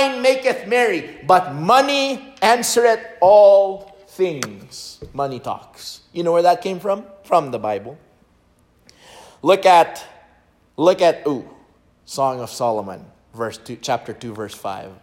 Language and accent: English; Philippines; English is a second language; moved away; As a Filipino guy learning in my sophomore year of high school